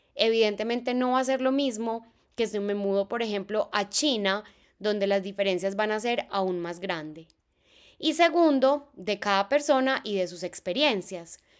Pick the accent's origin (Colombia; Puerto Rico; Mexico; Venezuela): Colombia; Medellín, Antioquia; moved away as an adult; now in Concord, United States; yo soy de Medellín en Colombia, en mi ciudad no existen las estaciones